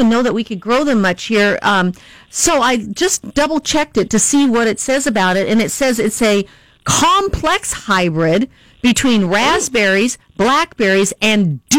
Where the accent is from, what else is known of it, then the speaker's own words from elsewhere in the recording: Washington, United States; also born or lived in Puget Sound, Washington; now in California, United States; I'm from Washington State.